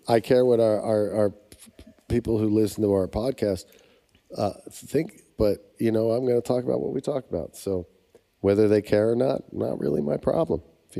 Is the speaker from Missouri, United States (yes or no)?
no; Philadelphia, Pennsylvania, United States; growing up in Philadelphia, country music wasn't a thing at all. We didn't even have a country radio station that I know of.